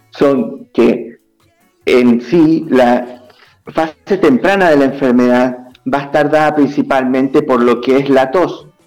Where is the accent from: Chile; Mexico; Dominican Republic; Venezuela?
Chile; also born or lived in Ecuador; Este, aclarar un poquito, soy chileno, pero estudié en Ecuador.